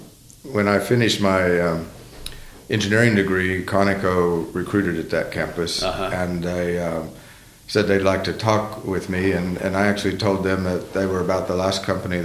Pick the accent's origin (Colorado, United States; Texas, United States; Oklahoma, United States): Oklahoma, United States; moved away as an adult; also born or lived in Indonesia; I grew up in Oklahoma